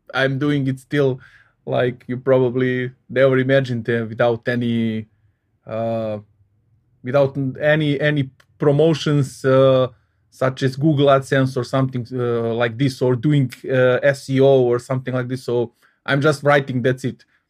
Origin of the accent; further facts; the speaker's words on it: Belgrade, Serbia; moved away as an adult; now in Salzburg, Austria; I was born and, uh, uh, I, uh, lived in Belgrade, uh, capital of Serbia, uh, thirty-seven years